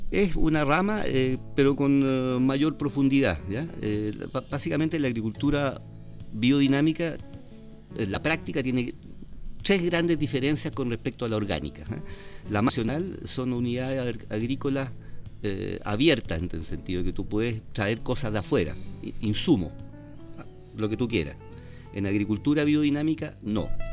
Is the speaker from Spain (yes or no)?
no; Chile